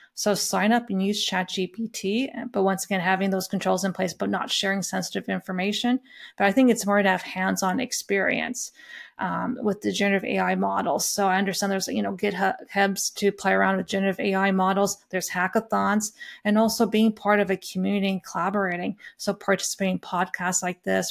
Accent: Lethbridge, Alberta, Canada; I grew up in a small farm town just by Lethbridge, Alberta

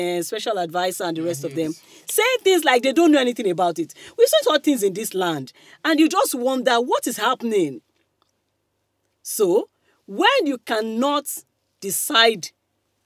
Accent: Kogi, Nigeria; I'm from Kogi. I might not be proper North. Of course, I'm not North. But they used to call us Middle Belt and the rest of them. But I'm Okun woman

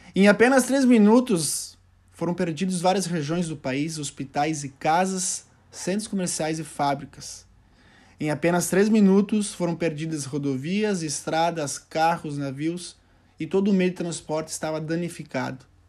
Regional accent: Doutor Ricardo, Rio Grande do Sul, Brazil; also born or lived in Santiago, Chile; eu tinha retornado ao meu pequeno município, que é- se chama Doutor Ricardo, município de 2 mil, 2 mil habitantes

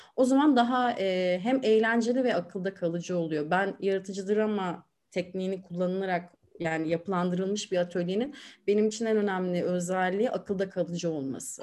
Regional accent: Aegean Region, Turkey; moved away as an adult; now in Istanbul, Turkey; ben Egeliyim

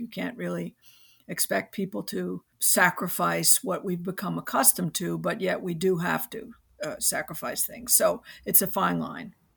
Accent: New York City, New York, United States; I grew up in New York City

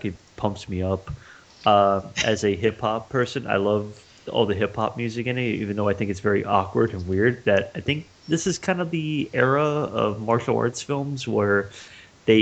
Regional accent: United States; me as an American

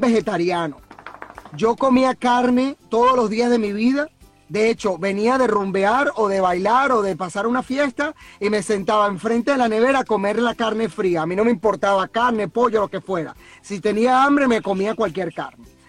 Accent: Venezuela; moved away as an adult; la mayoría que estamos aquí somos venezolanos

